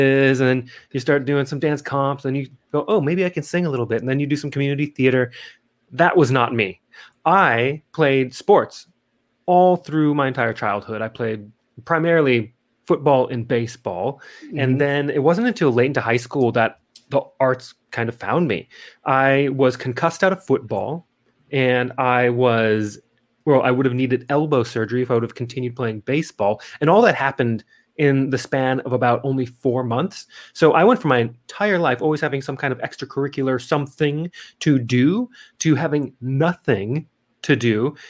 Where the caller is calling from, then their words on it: Adelaide, South Australia, Australia; Yeah, well, currently I'm calling in from Adelaide, South Australia.